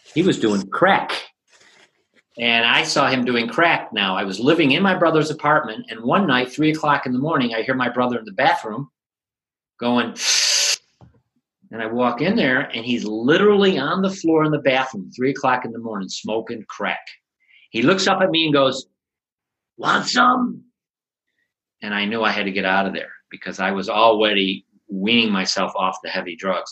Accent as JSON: {"language": "English", "country": "United States", "moved": "as an adult", "lives_now": "Aachen, Germany", "said": "I'm an English teacher from America"}